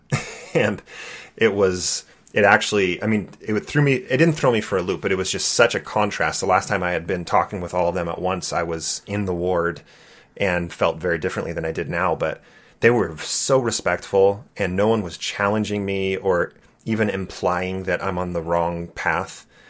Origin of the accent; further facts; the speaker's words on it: California, United States; Growing up in California, I loved being the Mormon kid.